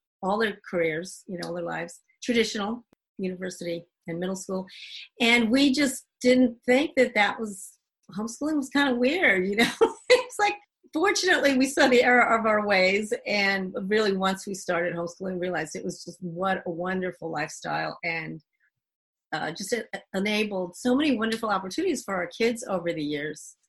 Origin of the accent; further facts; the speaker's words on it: Northeast, United States; moved away as an adult; also born or lived in Dominican Republic / Americus, Georgia; we're both from the Northeast